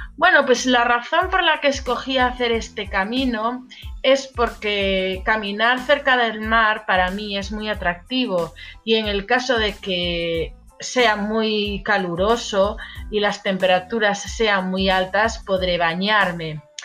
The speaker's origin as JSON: {"language": "Spanish", "region": "Galicia", "country": "Spain", "said": "la capital de Galicia, la región de donde yo soy"}